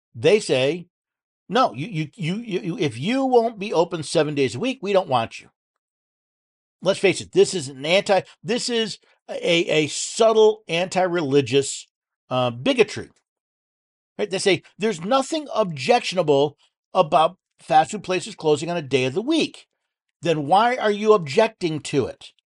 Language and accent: English; outside of Albany, upstate New York, United States; moved away; I was born in New York City, moved upstate when I was ten, outside of Albany